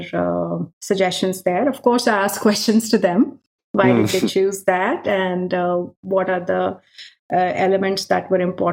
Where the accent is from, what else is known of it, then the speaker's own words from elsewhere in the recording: India; now in Europe; growing up in India, you have a lot of festivals